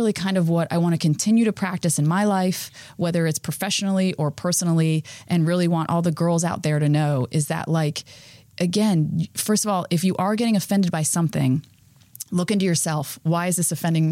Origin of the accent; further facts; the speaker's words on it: Florida, United States; I grew up in Florida. It rained on one side of the street and not the other.